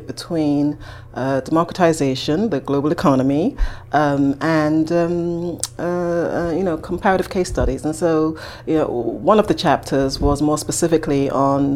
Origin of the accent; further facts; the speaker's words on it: Nigeria; moved away as an adult; now in United States; I'm a Nigerian citizen, Nigerian immigrant, came to the U.S. Maybe about 18 years ago to go to graduate school